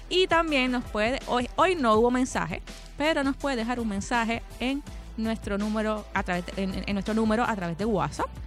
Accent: Seattle, Washington, United States; yo, todo el mundo sabe que soy de, de Seattle

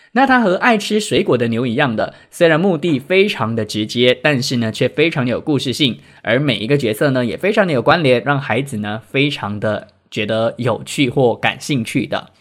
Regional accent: George Town, Penang, Malaysia; 本人呢，是冰城人

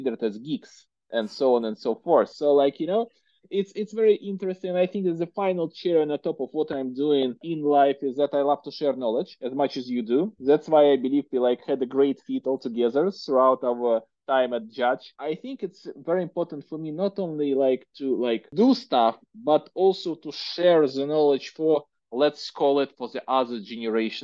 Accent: Russia; accent: Russian; English is a second language; my horrible Russian accent

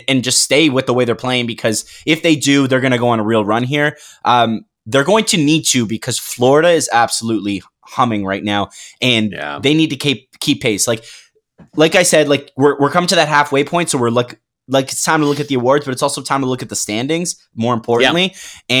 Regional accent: Quebec, Canada; grew up loving Montreal and you know, you don't dream of putting the Leaf sweater on when you're growing up in Quebec.

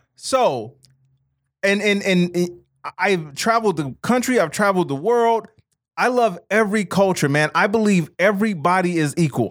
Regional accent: Chicago, Illinois, United States; I grew, growing up in Chicago, 'cause Chicago is still a very segregated city

